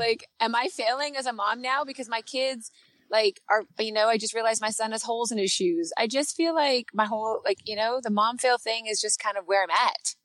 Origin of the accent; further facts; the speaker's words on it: Canada; accent: Canadian; my Canadian accent